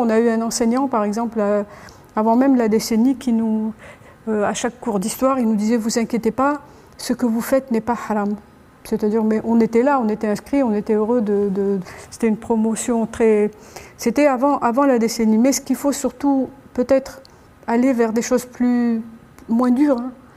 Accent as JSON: {"language": "French", "town": "Annaba", "region": "Annaba Province", "country": "Algeria", "said": "je suis d'Anaba"}